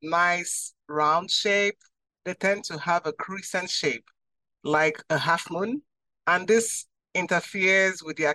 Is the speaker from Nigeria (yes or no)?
yes; Nigeria; now in United States; I immigrated to the States from a country that has the highest rate of sickle cell disease.